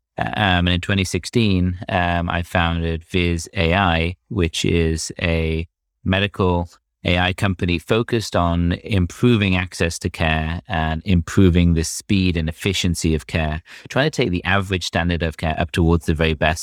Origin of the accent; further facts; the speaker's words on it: United Kingdom; accent: British; moved away as an adult; also born or lived in Cambridge / London; you could probably tell from my accent that I'm, I'm British